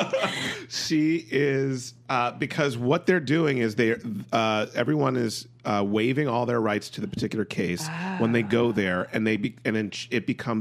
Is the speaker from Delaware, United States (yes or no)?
yes; Delaware, United States; I'm from Delaware